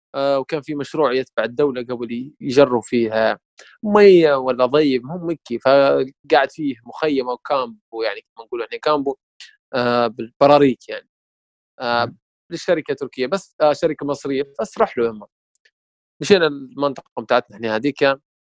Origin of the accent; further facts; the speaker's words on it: Sirte, Sirte District, Libya; moved away as an adult; now in Tripoli, Libya; لما انتقلت من سرت آه، الى طرابلس